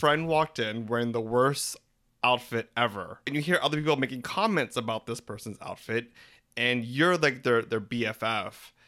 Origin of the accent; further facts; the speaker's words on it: Philippines; We're three Filipino gay guys